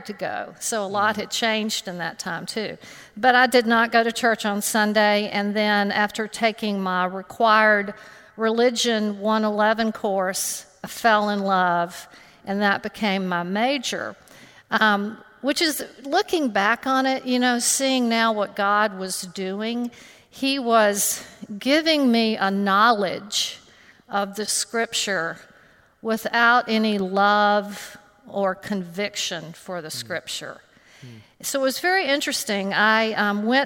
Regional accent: Homewood, Alabama, United States; I grew up in Homewood, Alabama, and attended All Saints Episcopal Church with my family.

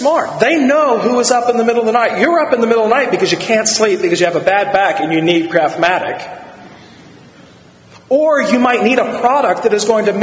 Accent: United States; we were growing up around the Chesapeake Bay

